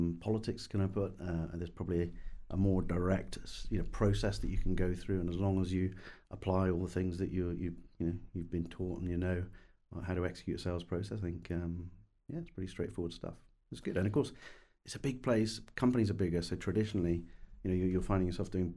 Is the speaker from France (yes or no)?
no; United Kingdom; accent: English; also born or lived in United States; as a Brit in the US 20 years ago